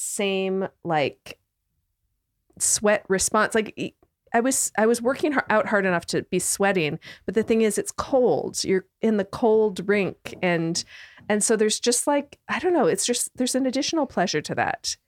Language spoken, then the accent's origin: English; Canada; moved away as an adult; I'm from Canada